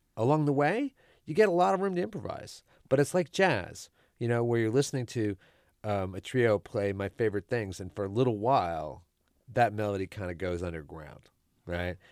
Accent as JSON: {"language": "English", "town": "Houston", "region": "Texas", "country": "United States", "said": "I'm not from New Orleans, but I'm from Houston"}